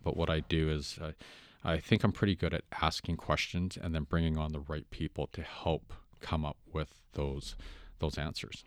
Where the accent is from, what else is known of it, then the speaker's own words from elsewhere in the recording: Vancouver, British Columbia, Canada; I grew up in Vancouver and it's a melting pot